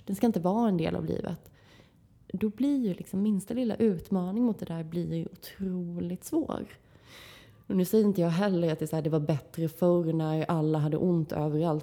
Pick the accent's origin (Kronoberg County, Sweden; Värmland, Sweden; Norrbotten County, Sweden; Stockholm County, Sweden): Kronoberg County, Sweden; Växjö; i mina hemtrakter i, i Växjö